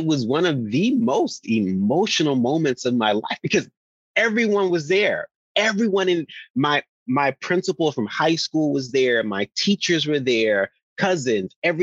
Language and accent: English; Rossville, Tennessee, United States; moved away as an adult; I'm very proud of where I come from. So at every interview in Hollywood, I'm like, shout out to Rossville, Tennessee